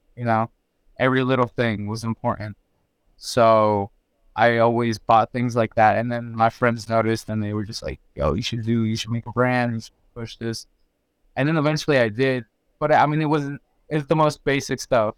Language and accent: English; Geneva, Florida, United States; also born or lived in Mexico; I'm from Geneva